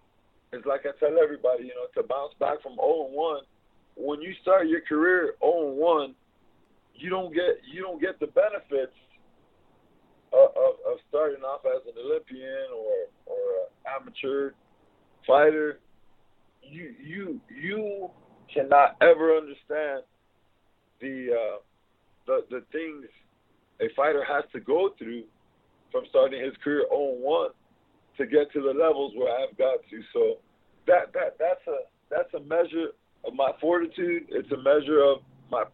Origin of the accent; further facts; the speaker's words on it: South Texas, United States; I'm from South Texas